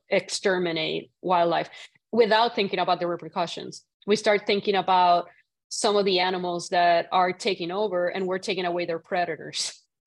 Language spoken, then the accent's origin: English; Puerto Rico; moved away; I grew up in Puerto Rico.